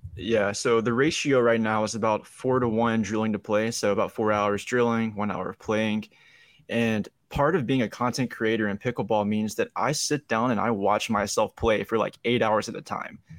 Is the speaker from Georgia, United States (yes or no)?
yes; Young Harris, Georgia, United States; also born or lived in Atlanta metro area; now in Atlanta, United States; I'm from Young Harris, Georgia, which is like the northeast part of Georgia.